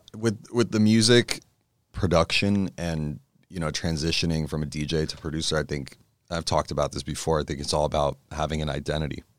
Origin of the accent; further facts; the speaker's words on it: Los Angeles, California, United States; I grew up in Encino, so it's somewhere around there